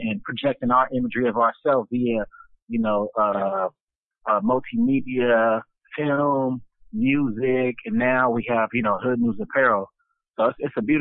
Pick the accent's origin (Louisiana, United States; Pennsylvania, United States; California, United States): California, United States; Los Angeles; I was born in Los Angeles, California, from Chicago. So we came up in Compton, South Central, Watts